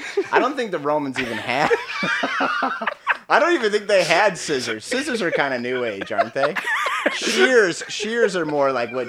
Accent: Minnesota, United States; I'm from Minnesota.

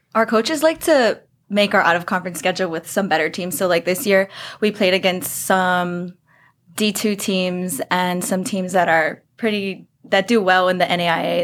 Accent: Hawaii, United States; moved away as an adult; I'm from Hawaii.

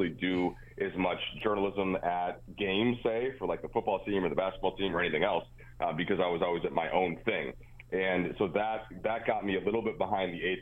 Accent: Minnesota, United States; moved away; I was growing up in Minnesota where there wasn't an NBA team

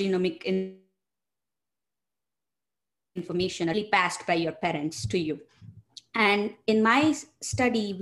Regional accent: India; moved away as an adult; also born or lived in Michigan, United States; now in United States; I'm originally from India. I did my bachelor's and master's training from India. And then I moved to the United States for my grad school

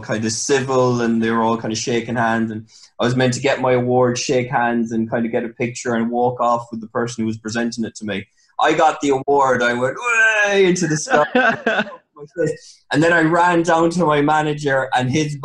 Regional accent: Ireland; also born or lived in Reading, England; So I was born in Reading. We moved back to Ireland when I was 7

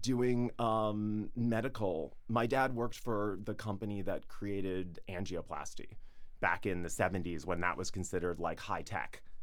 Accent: Atlanta, Georgia, United States; moved away as an adult; now in New York, United States; I grew up in the suburbs of Atlanta

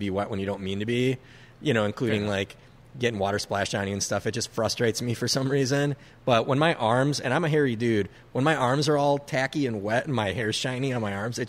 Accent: Minnesota, United States; I do like being 100% Lebanese, but being born and raised in Minnesota, I think I'm more Minnesotan than I am Lebanese

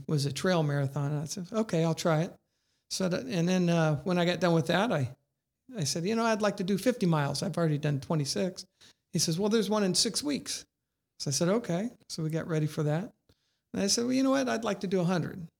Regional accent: Indiana, United States; I'm from Indiana

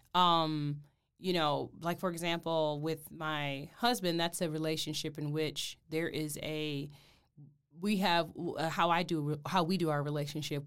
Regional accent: Detroit, Michigan, United States; moved away; I'm originally from Detroit, Michigan

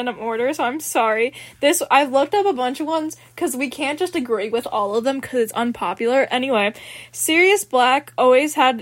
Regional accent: United States; I'm from the United States of America

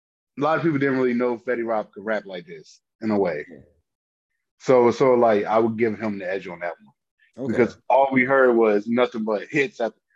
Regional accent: New Jersey, United States; Because yeah, I'm really from Jersey, you're not.

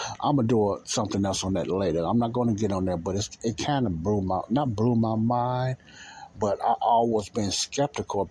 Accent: United States; I was born in America

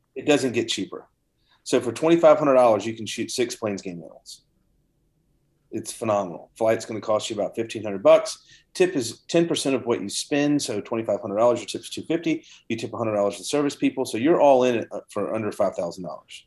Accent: Savannah, Georgia, United States; I'm from Savannah, Georgia

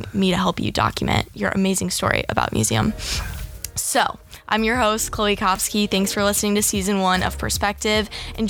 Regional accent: St. Louis, Missouri, United States; moved away as an adult; now in Los Angeles, United States; I'm from St. Louis. And Missouri, I don't know, just coming

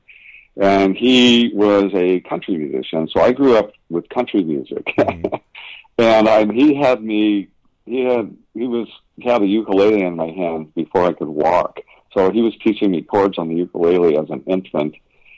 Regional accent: Huntington Beach, California, United States; born or raised there; also born or lived in Santa Cruz, California

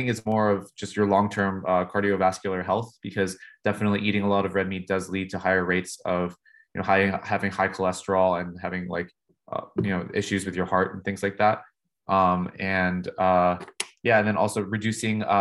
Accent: California, United States; moved away as an adult; now in United Kingdom; I grew up in California, so maybe starting a lab in California would be nice, just because it's my home

